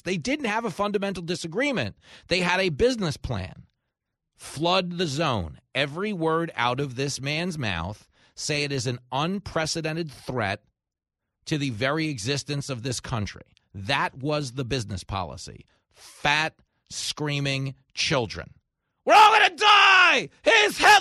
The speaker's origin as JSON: {"language": "English", "region": "New York", "country": "United States", "tie": "born or raised there", "said": "my hometown of New York"}